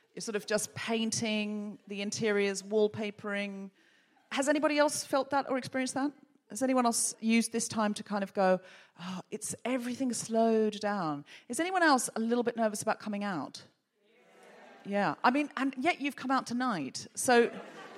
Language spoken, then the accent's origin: English; Australia; now in United Kingdom; a dual national and somebody who was born and raised in Australia